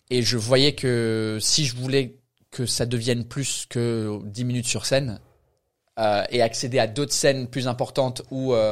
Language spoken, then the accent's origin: French; Canterbury, South East England, United Kingdom; French is a second language; moved away as an adult; also born or lived in France; now in Paris, France; Sud euh, sud-est de l'Angleterre. C'est quoi ça comme, euh, euh, la ville c'est Canterbury, Canterbury.